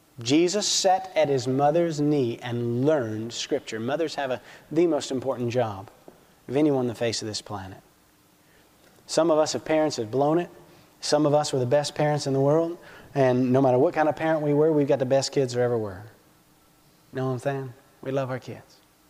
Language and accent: English; Alabama, United States; accent: Alabama; I'm from Alabama. It's a great accent.